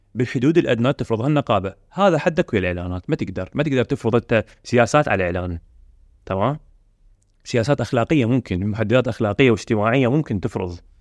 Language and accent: Arabic; Iraq; عندنا بالعراق